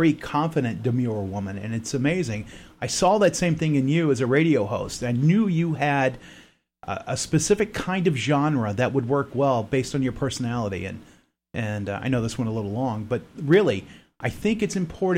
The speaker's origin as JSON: {"language": "English", "region": "Florida", "country": "United States", "also_born_or_lived": "Maine", "moved": "as an adult", "said": "We're from the South, from Florida"}